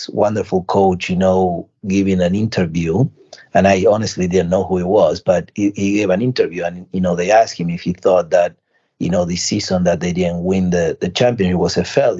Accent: Argentina; now in United States; I was born in Argentina

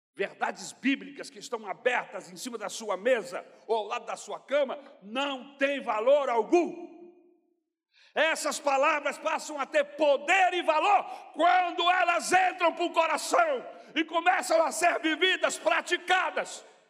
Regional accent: Brazil; nós que somos brasileiros

